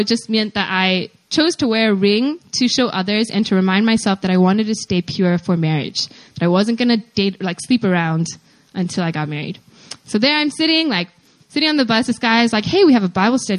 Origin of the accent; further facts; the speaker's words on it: Pennsylvania, United States; also born or lived in Atlanta, Georgia, United States; I am from Pennsylvania in the United States, but I grew up in Atlanta, Georgia until I was 9 years old